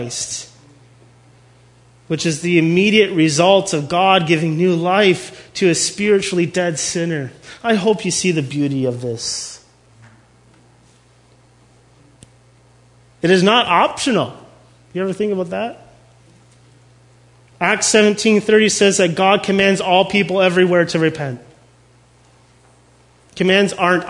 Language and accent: English; Canada; We're Canadian